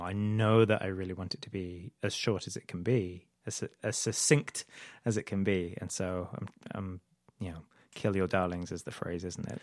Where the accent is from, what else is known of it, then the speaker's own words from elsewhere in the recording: United Kingdom; moved away as an adult; also born or lived in Idaho; now in United States; I'm originally from the U K, um, but I, I've lived in the U S, uh, for about ten years now.